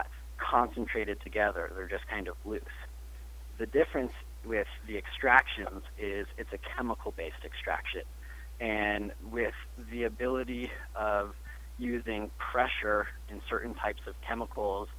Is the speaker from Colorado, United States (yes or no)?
yes; Denver, Colorado, United States; I'm born and raised in Denver, Colorado